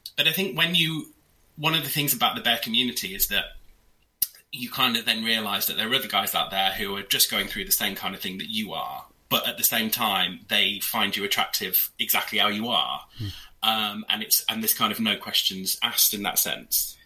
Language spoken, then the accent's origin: English; York, Yorkshire and the Humber, United Kingdom; I grew up in a city, but I grew up in York, as in Old York, not New York